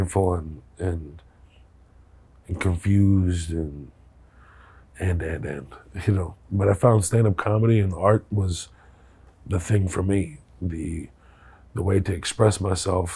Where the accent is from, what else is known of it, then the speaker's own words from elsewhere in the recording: Houston, Texas, United States; also born or lived in Kuwait; go to Houston and then have my teenage years there